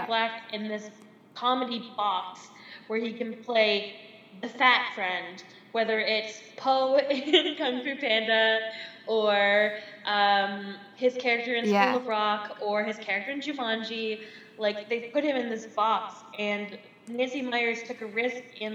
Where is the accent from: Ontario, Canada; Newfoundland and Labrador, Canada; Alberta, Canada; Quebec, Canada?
Newfoundland and Labrador, Canada; I'm from Newfoundland. I'm in Newfoundland right now, and I'm living in my grandfather's old house.